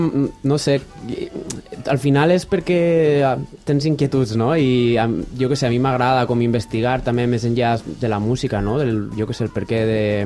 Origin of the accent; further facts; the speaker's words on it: Valencia, Valencian Community, Spain; sóc valencià